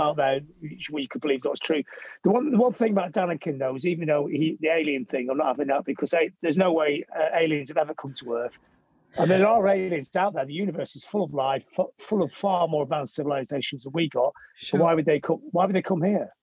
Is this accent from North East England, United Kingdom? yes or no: no; Blackpool, North West England, United Kingdom; I, really love coming from Blackpool